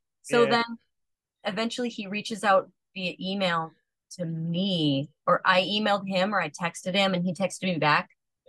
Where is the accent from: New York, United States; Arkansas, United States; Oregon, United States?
Oregon, United States; I eventually started talking about my llama farm and growing up in Oregon